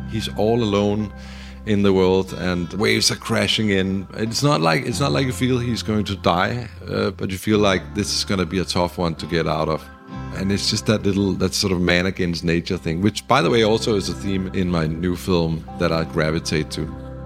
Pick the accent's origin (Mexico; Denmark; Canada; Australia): Denmark; also born or lived in Los Angeles, United States; now in Copenhagen, Denmark; We come from the Danish sort of very democratic